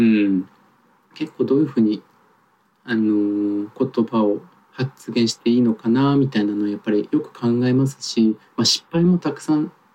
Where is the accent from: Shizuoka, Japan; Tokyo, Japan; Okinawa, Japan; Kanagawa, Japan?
Tokyo, Japan; 僕も東京育ちが長いので